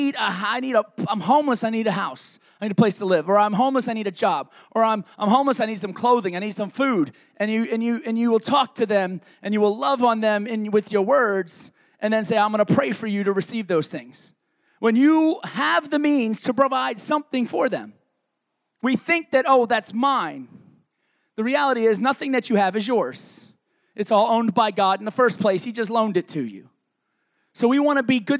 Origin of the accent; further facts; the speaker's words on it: New York City, New York, United States; moved away; I grew up in a city called Staten Island, New York